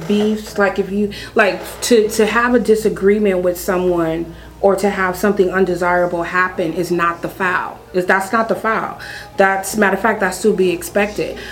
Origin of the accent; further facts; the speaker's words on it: San Francisco, California, United States; now in Sacramento, United States; I am originally from San Francisco, California. Um, born and raised there